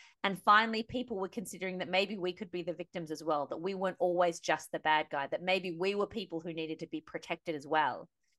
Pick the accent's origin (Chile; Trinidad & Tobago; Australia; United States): Australia; as a Muslim, as an Australian, as someone who's half Kiwi as well.